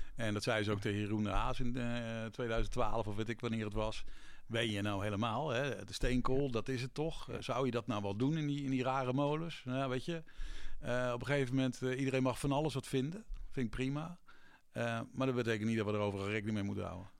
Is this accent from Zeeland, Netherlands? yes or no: yes; Vlissingen, Zeeland, Netherlands; moved away; also born or lived in Breda; ik kom niet uit Zeeland, maar ik kom ook nog uit Vlissingen.